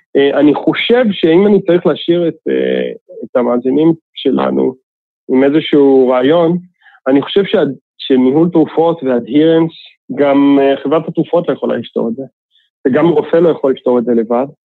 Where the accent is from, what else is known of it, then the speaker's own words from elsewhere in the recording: Israel; התרבות שלנו כישראלים